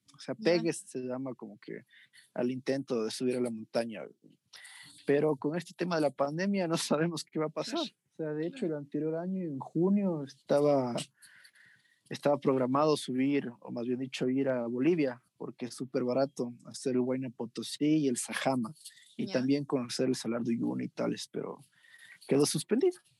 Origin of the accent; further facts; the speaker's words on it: Ecuador; como ecuatoriano